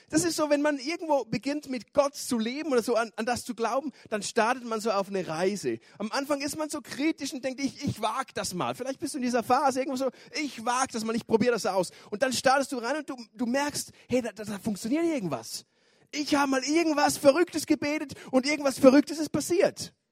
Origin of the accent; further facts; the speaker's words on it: Switzerland; ich bin aus der Schweiz, ich wohne in Chur, gehe dort in die ISF Church in Chur.